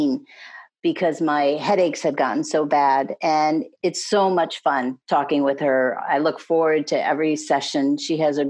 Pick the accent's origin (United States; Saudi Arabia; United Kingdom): United States; New England; moved away as an adult; now in Annapolis, United States; I'm originally from New England, but I've lived in Annapolis, Maryland for the last 19 years.